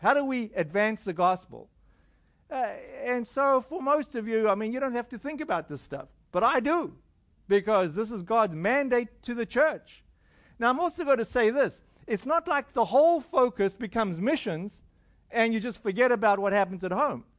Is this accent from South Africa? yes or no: yes; South Africa; moved away; I'm from South Africa